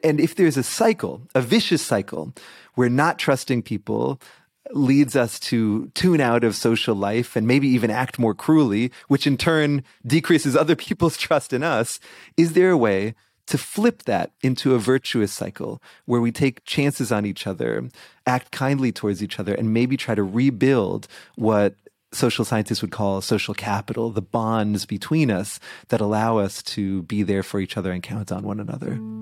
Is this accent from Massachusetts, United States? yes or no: yes; Boston, Massachusetts, United States; my Boston Celtics from my hometown